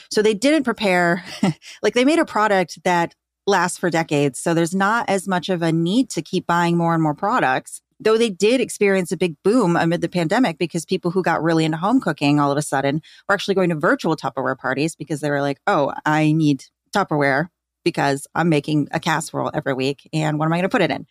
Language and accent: English; Grand Rapids, Michigan, United States; I grew up in Grand Rapids, Michigan, which is where Amway is headquartered